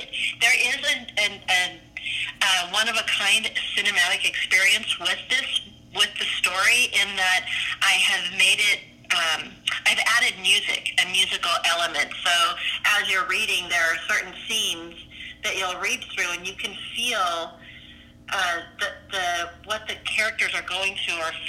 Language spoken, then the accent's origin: English; Seattle, Washington, United States; moved away as an adult; now in Southern California, United States; I am originally from the Seattle area